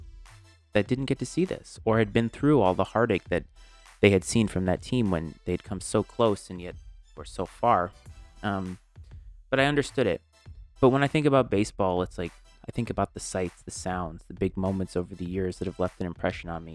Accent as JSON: {"language": "English", "town": "Bristol", "region": "Rhode Island", "country": "United States", "tie": "born or raised there", "said": "I grew up in a small town called Bristol, Rhode Island. And so I grew up in the New England region my whole life."}